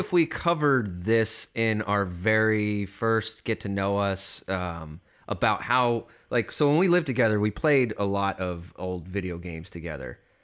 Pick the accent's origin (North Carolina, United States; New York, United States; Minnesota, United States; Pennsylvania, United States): Pennsylvania, United States; Collegeville; born or raised there; moved away as an adult; also born or lived in St. Louis, Missouri; now in Los Angeles, United States